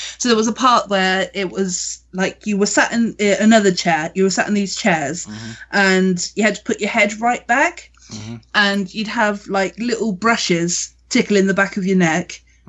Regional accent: Weymouth, South West England, United Kingdom; Now, I'm from Weymouth, so Weymouth is where the Black Plague actually started.

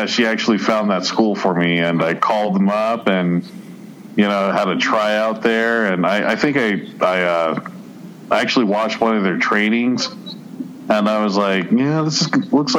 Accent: Colorado Springs, Colorado, United States; not too far away from where I grew up, in the Village 7 area in Colorado Springs

